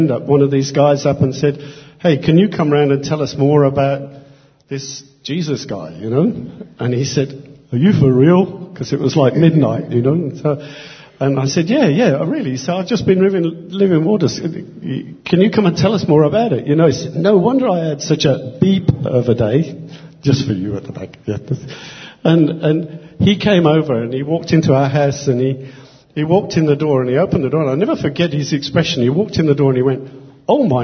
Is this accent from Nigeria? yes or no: no; England, United Kingdom; I grew up in England